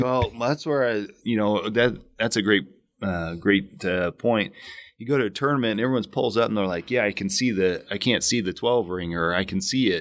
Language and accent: English; Illinois, United States; moved away as an adult; also born or lived in West Coast; now in Arizona, United States; I grew up in Illinois, deer hunted